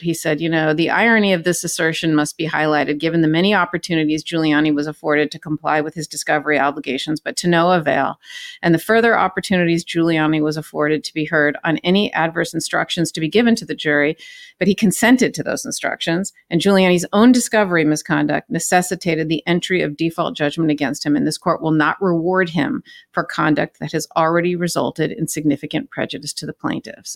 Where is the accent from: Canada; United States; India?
United States; California; moved away; I'm from California